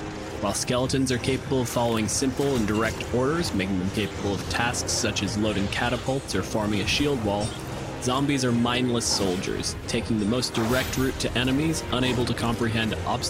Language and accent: English; Canada